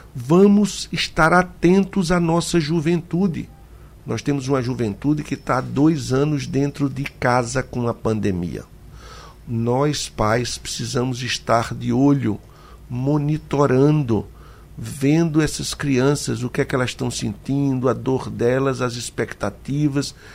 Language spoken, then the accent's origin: Portuguese; Petrolina, Pernambuco, Brazil; Eu vou falar de Petrolina, eu quero que Pernambuco toda me entenda, porque é a minha terra